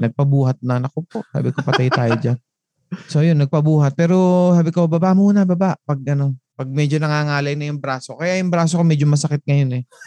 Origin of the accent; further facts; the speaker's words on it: Calabarzon, Philippines; Sa, amin din, sa Cavite, sa Cavite